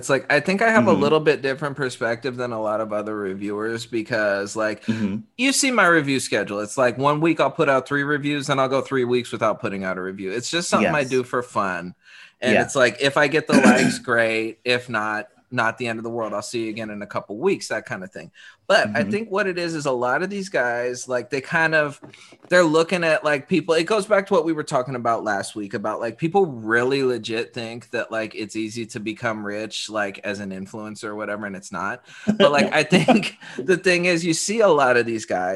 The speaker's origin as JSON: {"language": "English", "region": "California", "country": "United States", "said": "I'm from California"}